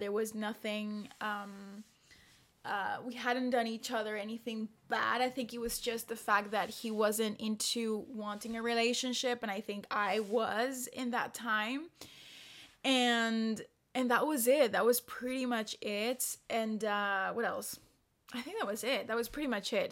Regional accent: El Salvador; now in Paris, France; I am from El Salvador

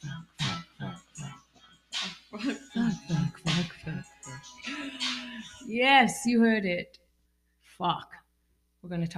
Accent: North East England, United Kingdom; I come from a culture, well, especially the northeast of England

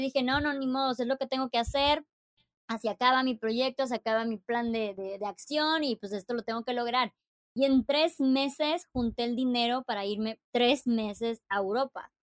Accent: Chiapas, Mexico; moved away as an adult; also born or lived in Playa del Carmen / Monterrey / Puerto Escondido; soy de Chiapas.

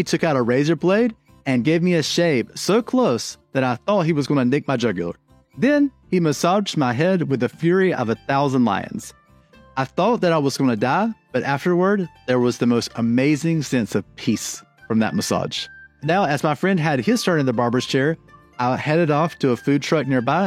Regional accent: United States; also born or lived in Norway; now in Oslo, Norway; As an American living in Norway

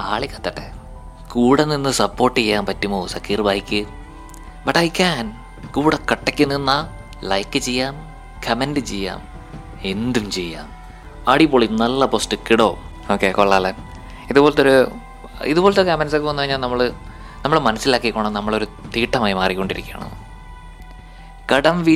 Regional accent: Kerala, India; ഞാൻ മലയാളിയാണല്ലോ എനിക്കത് കാണണം

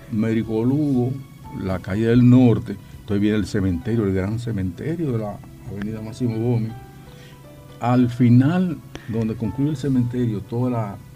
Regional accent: Distrito Nacional, Dominican Republic; Yo también soy de Villajuana, yo soy de Villajuana.

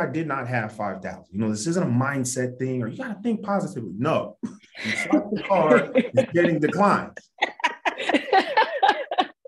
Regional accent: Ohio, United States; I grew up in Ohio.

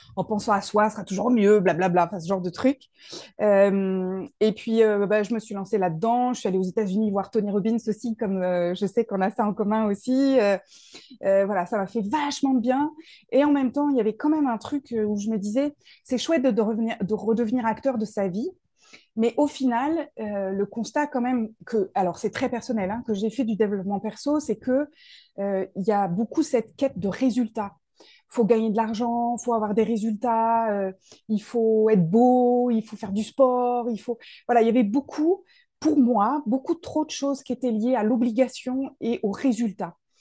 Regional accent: Paris region, Île-de-France, France; moved away as an adult; now in Toulouse, France; je viens de Paris. je suis née en région parisienne, j'ai grandi là-bas

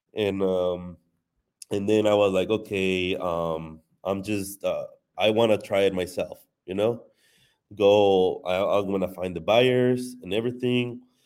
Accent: Mexico; moved away as an adult; now in United States; I wasn't born in Mexico, I was born here in the U S, but, um, I went to Mexico when I was, like, two years old, so I was raised in Mexico. I was in Mexico until twenty-three

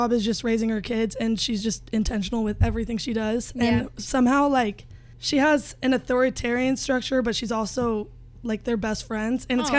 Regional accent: Gilbert, Arizona, United States; also born or lived in Mesa, Arizona; I was born in Mesa, Arizona, but I grew up in Gilbert.

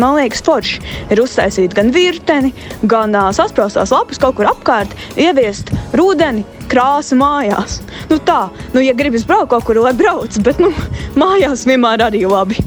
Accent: Latvia; Mēs esam latvieši

